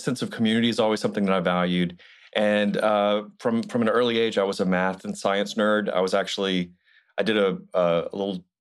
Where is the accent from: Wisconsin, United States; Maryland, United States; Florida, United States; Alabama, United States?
Alabama, United States; Montgomery; I grew up in Alabama. I grew up in Montgomery, Alabama.